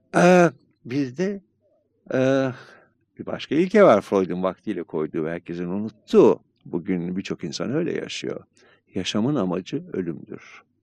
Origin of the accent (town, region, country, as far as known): Turkey